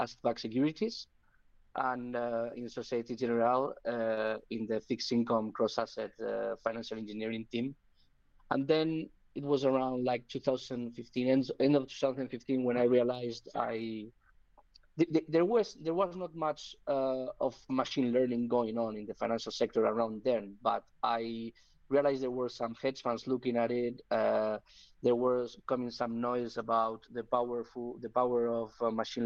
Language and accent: English; Spain; I'm from Spain.